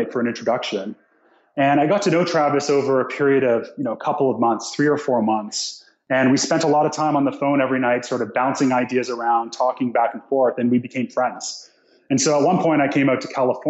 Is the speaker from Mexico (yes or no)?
no; Nova Scotia, Canada; moved away; also born or lived in Toronto, Canada; I'm from Nova Scotia, Canada.